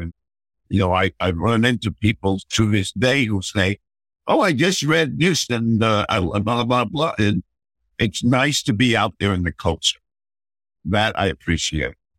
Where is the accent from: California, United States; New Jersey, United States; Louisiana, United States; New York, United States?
New York, United States; Mamaroneck; also born or lived in Ossining, New York / Bronx, New York; we lived in Mamaroneck for the next 20 years till I was 18.